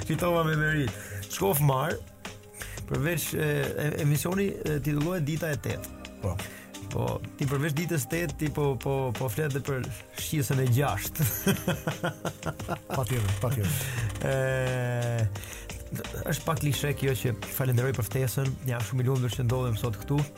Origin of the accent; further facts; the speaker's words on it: Albania; ne si si Shqipëri, si shqiptar